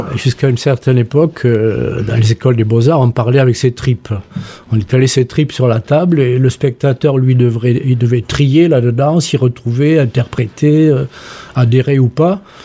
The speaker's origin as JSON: {"language": "French", "town": "Toulouse", "region": "Occitania", "country": "France", "tie": "born or raised there", "also_born_or_lived": "Montpellier", "moved": "yes", "said": "je suis né rue Miramar."}